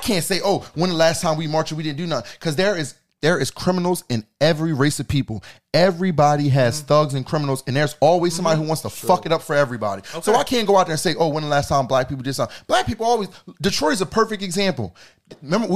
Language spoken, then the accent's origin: English; Jamaica; I'm Jamaican, so my Jamaican people, we stick together